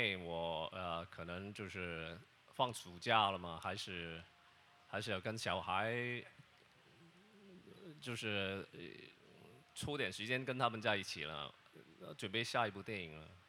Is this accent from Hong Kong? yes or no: yes; Hong Kong; first language Cantonese; Chinese is a second language; 因为我的普通话，我每一次为什么 … 要想那么久？其实我用广东话从我的脑海脑海去转过来，就是所以比较慢啊